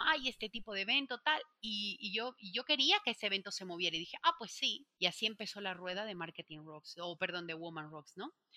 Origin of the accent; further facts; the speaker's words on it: Bolivia; moved away as an adult; now in Spain; cuando me vine a vivir a España al principio, para ganarme dinero, porque era estudiante, como en mi país no hay Sara, no hay Inditex